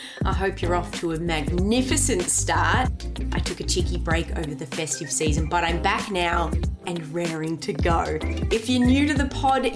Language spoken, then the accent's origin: English; Australia; growing up in Australia, Christianity, and in my case particularly Catholicism, was the first religion that I learnt about.